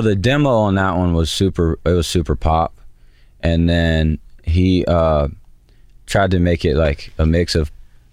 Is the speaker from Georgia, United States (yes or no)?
yes; Georgia, United States; I'm from Georgia.